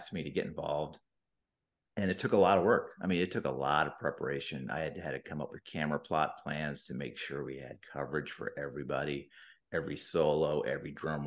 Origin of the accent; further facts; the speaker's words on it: San Diego, California, United States; moved away as an adult; also born or lived in Bay Area; now in Philadelphia, United States; I was born and I was raised in San Diego